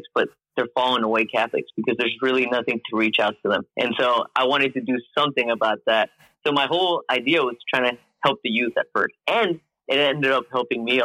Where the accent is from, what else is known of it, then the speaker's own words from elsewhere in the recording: Mexico; now in Houston, United States; I'm originally from Mexico, but right now I live in Houston, Texas